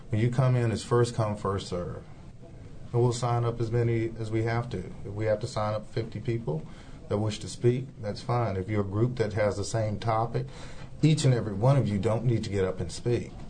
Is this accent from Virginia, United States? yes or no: yes; Charlottesville, Virginia, United States; born and raised in Charlottesville.